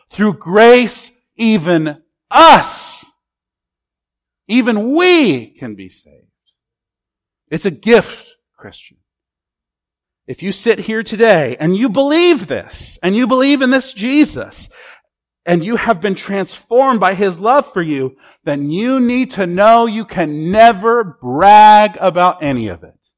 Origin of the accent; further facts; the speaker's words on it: United States; As an American